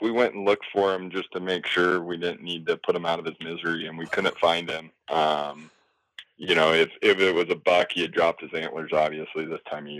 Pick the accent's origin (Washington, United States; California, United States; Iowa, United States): Iowa, United States; moved away as an adult; now in Utah, United States; grew up in Iowa 21 years, never hit a deer, moved out to Utah.